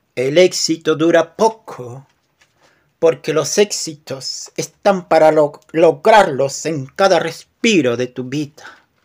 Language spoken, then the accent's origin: Spanish; Peru; Soy de Perú y escribo poemas